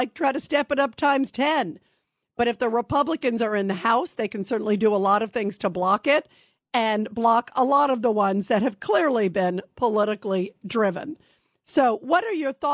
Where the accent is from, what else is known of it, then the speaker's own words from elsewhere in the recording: United States; as an American